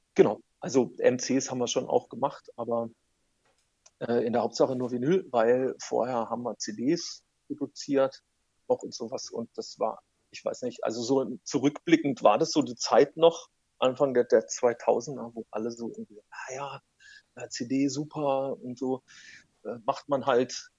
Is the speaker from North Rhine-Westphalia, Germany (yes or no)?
yes; North Rhine-Westphalia, Germany; Ich komme eigentlich aus dem aus Nordrhein-Westfalen